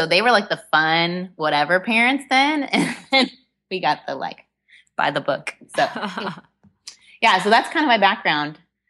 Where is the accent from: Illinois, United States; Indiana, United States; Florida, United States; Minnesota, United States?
Indiana, United States; now in Texas, United States; Well, you and I both live in Texas now, and I've made for Texans, but I am a Hoosier at heart. I grew up in Indiana, and I am one of four siblings